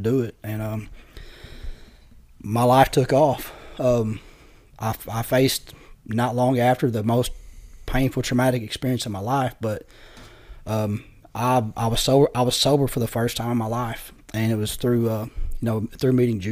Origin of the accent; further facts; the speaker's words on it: Poplar Bluff, Missouri area, United States; I ended up in a rescue mission in Poplar Bluff, Missouri, where I'm from. It's about an hour from my hometown